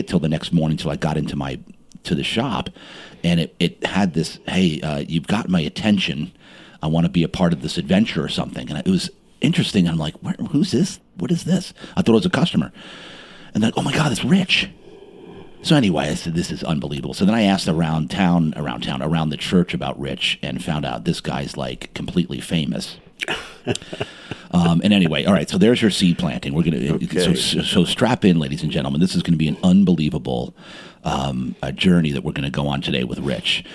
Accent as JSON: {"language": "English", "town": "Montclair", "region": "New Jersey", "country": "United States", "tie": "born or raised there", "said": "I was born and raised in Jersey."}